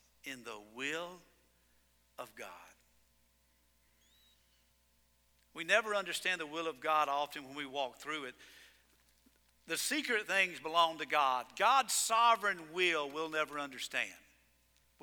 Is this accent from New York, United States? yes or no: no; Georgia, United States; I am from Georgia.